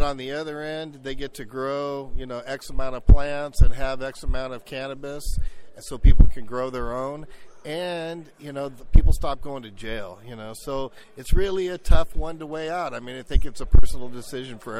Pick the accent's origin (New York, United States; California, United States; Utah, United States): California, United States; San Diego; I'm from San Diego, California, and I started landscaping at 12